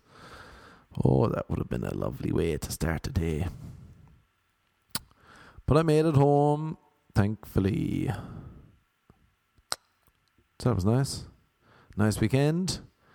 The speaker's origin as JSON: {"language": "English", "country": "Ireland", "moved": "yes", "lives_now": "United States", "said": "I'm from Ireland"}